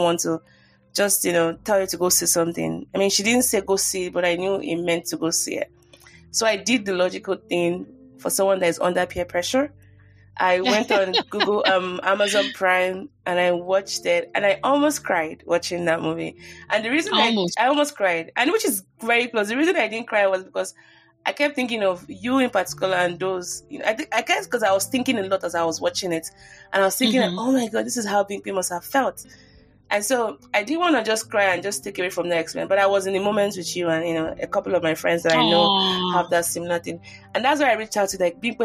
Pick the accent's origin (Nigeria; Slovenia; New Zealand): Nigeria; As a Nigerian